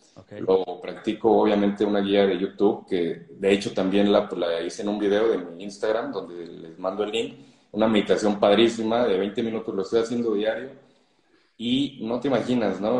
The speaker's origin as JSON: {"language": "Spanish", "region": "Mexico City", "country": "Mexico", "said": "yo soy de la Ciudad de México"}